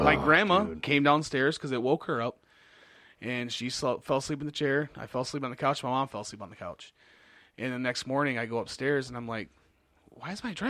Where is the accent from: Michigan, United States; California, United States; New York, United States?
Michigan, United States; Monroe; So I was born in Monroe, and I lived in Monroe until I was 7.